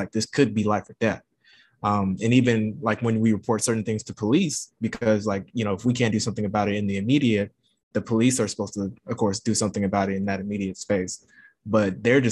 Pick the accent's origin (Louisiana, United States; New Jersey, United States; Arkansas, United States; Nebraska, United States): Louisiana, United States; moved away; also born or lived in Baton Rouge; I'm from Louisiana, and I'm living back in Louisiana now